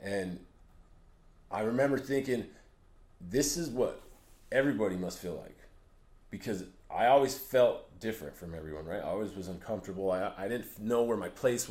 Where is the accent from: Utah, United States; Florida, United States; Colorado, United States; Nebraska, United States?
Utah, United States; Price; I grew up, I'm from Price, Utah, Carbon County, Utah